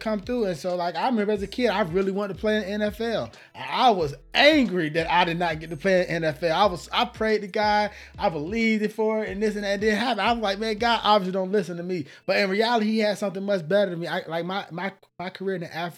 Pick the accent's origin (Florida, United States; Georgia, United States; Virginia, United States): Georgia, United States; Atlanta; moved away as an adult; now in California, United States; I'm from Georgia, right? I'm from Atlanta, Georgia.